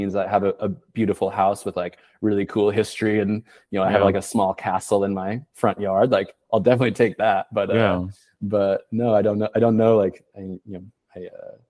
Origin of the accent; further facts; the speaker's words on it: Portland, Oregon, United States; moved away as an adult; also born or lived in Boston; now in Paris, France; I'm from Portland, Oregon. I left in 2008